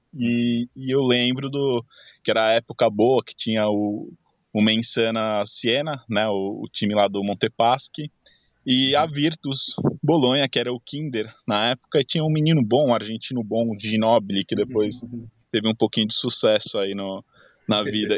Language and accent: Portuguese; São Paulo, Brazil; moved away as an adult; now in Italy; sou de São Paulo, natural de São Paulo, estou morando já na Itália faz uns cinco anos